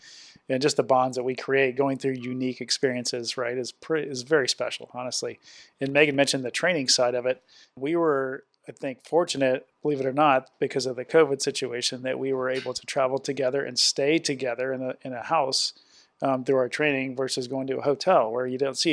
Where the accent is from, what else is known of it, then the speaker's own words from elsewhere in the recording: Atlanta, Georgia, United States; I'm from Atlanta, Georgia.